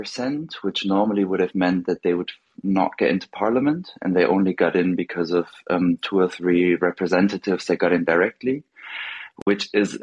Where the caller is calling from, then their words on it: Germany; I'm calling from Germany.